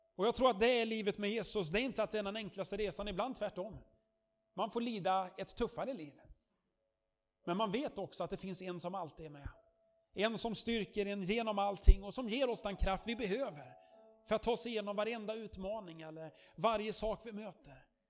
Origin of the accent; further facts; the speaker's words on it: Sweden; som svensk